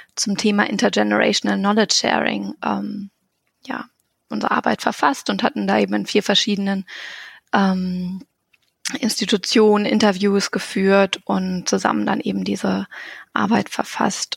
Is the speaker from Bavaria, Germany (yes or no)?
no; Hannover area, Lower Saxony, Germany; now in Göttingen, Germany; ich komme aus der Ecke Hannover, also ist jetzt nicht so weit